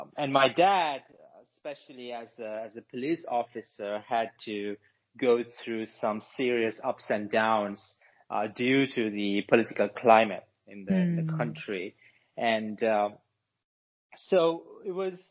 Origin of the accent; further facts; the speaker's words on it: Sri Lanka; I was born in Sri Lanka to lower middle class parents.